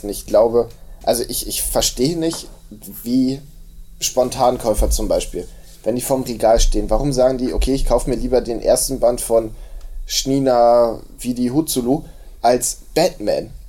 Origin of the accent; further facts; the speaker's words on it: Hamburg, Germany; ja, ich komme eigentlich aus Hamburg, da habe ich ja auch noch nicht von gehört.